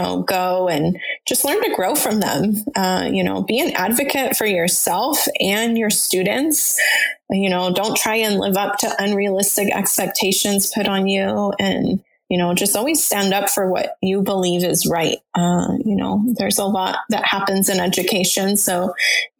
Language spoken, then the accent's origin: English; Denver, Colorado, United States; moved away; I was born in Denver, and so I still visit my family there as often as possible